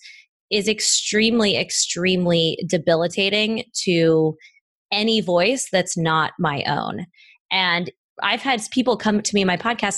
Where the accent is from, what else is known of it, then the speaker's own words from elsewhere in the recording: Midwest, United States; moved away; also born or lived in Los Angeles; I grew up in the Midwest